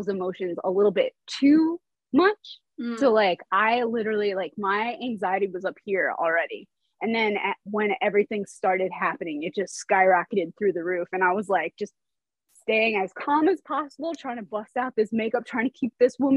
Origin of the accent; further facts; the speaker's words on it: East Coast, United States; now in Los Angeles, United States; I'm from the East Coast. So I grew up going to New York.